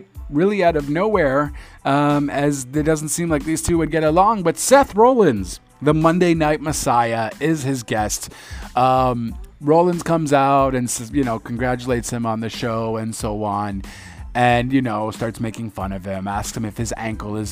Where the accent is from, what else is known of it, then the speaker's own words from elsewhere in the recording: Canada; I'm Canadian